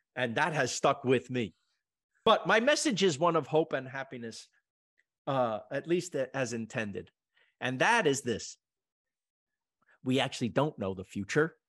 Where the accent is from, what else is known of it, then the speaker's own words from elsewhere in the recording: East Coast, United States; moved away as an adult; now in Los Angeles, United States; I'm from the East Coast